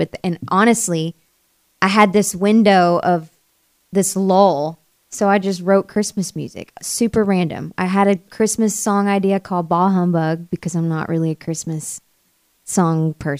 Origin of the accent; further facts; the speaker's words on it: Sevierville, Tennessee, United States; also born or lived in Goodlettsville, Tennessee; I grew up in East Tennessee, where Dolly Parton's from. Right smack dab where Dolly Parton is from is where I'm from.